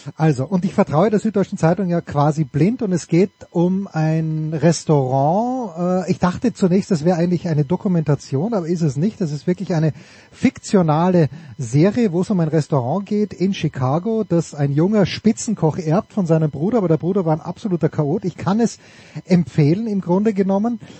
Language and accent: German; Austria; ich komme ja nicht aus Graz. Also ich komme ja, ähm, ich, ich komme ja aus, aus Volzberg